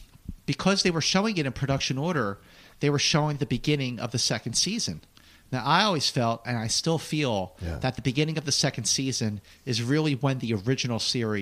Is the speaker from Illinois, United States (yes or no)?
no; Philadelphia, Pennsylvania, United States; I was a six-year-old kid growing up in Northeast Philadelphia